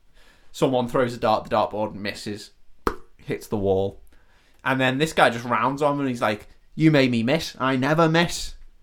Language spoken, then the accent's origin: English; Yorkshire and the Humber, United Kingdom; Oh, I'm from Yorkshire.